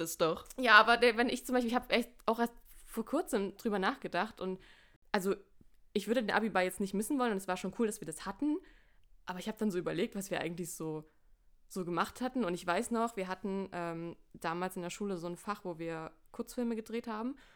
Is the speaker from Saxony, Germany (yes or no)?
yes; Saxony, Germany; wir kommen alle drei aus Sachsen